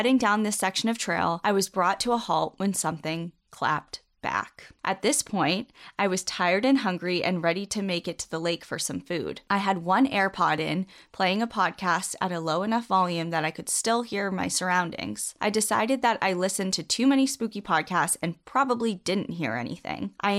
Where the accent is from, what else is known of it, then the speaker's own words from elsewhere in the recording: Washington, United States; similar to the old growth I grew up with in Washington.